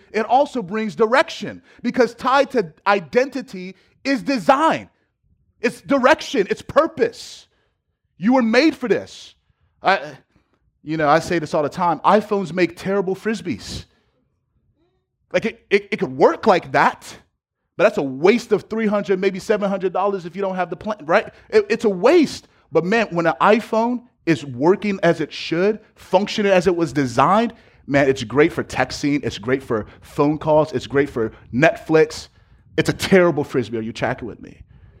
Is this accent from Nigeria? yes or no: yes; Nigeria; I'm Nigerian, so I could do the accent